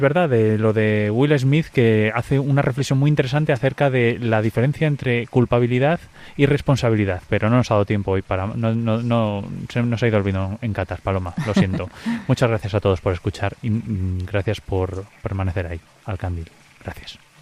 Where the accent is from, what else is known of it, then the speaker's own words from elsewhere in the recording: Pobladura de Aliste, Sierra de la Culebra area, Castile and León, Spain; moved away; estar en mi pueblo